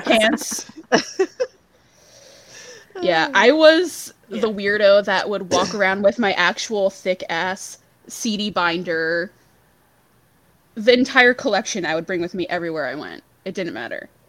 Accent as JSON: {"language": "English", "region": "Pennsylvania", "country": "United States", "said": "I'm from the Northeast. I'm from Pennsylvania, so I like grew up in the Jersey scene mostly"}